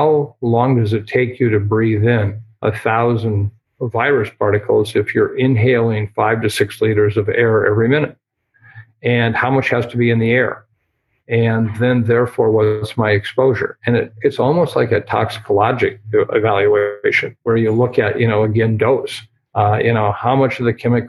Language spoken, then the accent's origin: English; Iowa, United States; my home state of Iowa